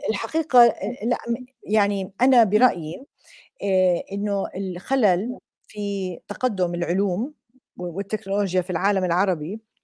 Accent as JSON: {"language": "Arabic", "country": "Jordan", "said": "عندنا بالأردن بالجامعات"}